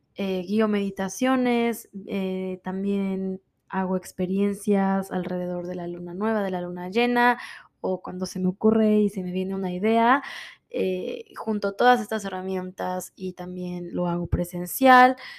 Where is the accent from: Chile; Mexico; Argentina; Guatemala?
Mexico; moved away as an adult; now in Miami, United States; Soy de México, vivo en Miami hace 13 años